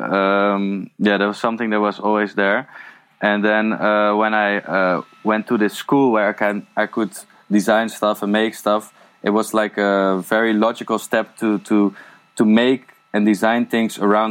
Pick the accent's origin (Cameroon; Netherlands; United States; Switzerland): Netherlands; a village next to Amsterdam, North Holland; English is a second language; moved away as an adult; now in Eindhoven, Netherlands; I was born in Amsterdam, and then I grew up in a village next to it